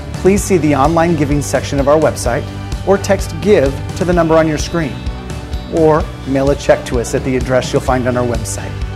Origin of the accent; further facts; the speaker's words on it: United States; As American Christians